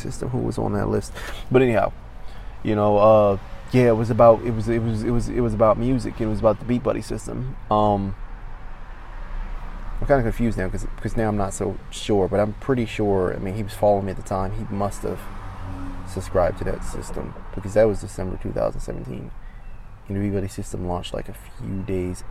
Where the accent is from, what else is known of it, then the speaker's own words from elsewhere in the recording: Maryland, United States; I'm from Maryland